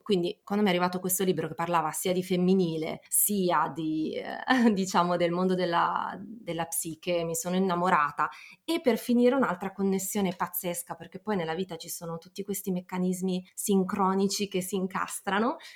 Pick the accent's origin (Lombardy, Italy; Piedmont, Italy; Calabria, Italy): Lombardy, Italy; Milan; milanese doc, ho entrambi i genitori di Milano